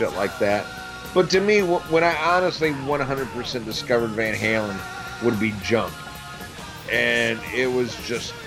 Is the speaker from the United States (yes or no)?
yes; United States; as an American, American